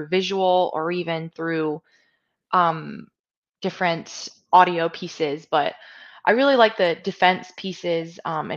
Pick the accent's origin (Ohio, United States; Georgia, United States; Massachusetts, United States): Georgia, United States; moved away; I'm from the South, so I'm from Georgia originally